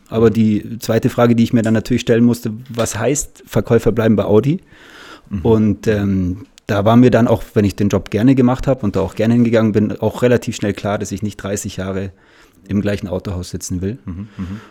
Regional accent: Munich, Bavaria, Germany; bin aus München, habe immer meine Zeit hier verbracht

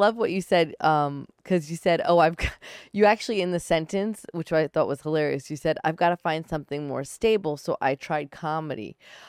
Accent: New York, United States; from New York. I learned. I started in New York. I'm like, what do you got? Bring it.

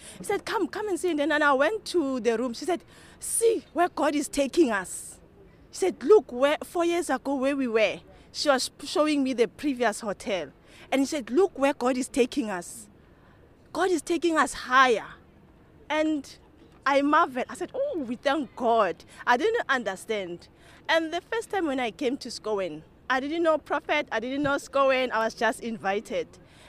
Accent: South Africa; I'm from South Africa.

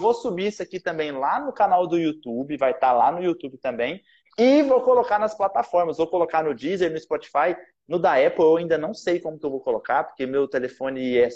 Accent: Goiás, Brazil; now in Rio de Janeiro, Brazil; eu sou goiano, né? Nasci em Goiás. Então, lá a gente fala muito ai, a gente puxa o R, então a gente fala porta.

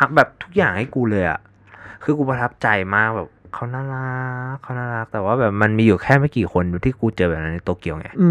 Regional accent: Thailand; ไอเป็นคนไทย

